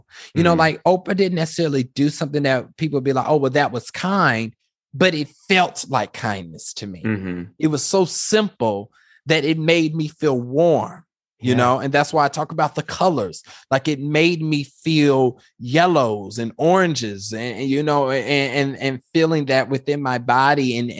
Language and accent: English; Kansas, United States; when I think about growing up in Kansas, I think that's why people stay in Kansas, is because it's very comfortable.